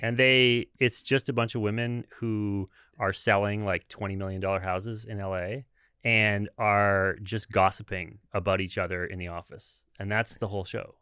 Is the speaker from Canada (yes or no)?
yes; Brantford, Ontario, Canada; moved away as an adult; also born or lived in Hamilton, Canada / Toronto, Canada; now in Seattle, United States; I grew up in, in Brantford